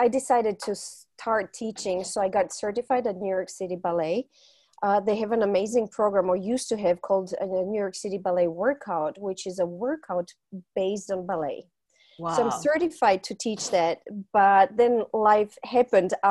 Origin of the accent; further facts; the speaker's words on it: Zagreb, City of Zagreb, Croatia; I was born and raised in Zagreb, and back then it was Yugoslavia.